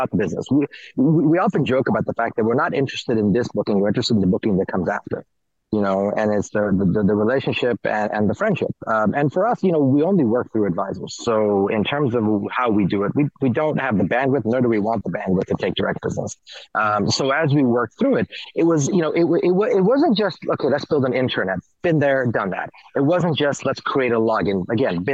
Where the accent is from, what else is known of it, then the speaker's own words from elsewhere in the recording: New York, United States; also born or lived in India / Kenya; I'm more New Yorker than I am anything else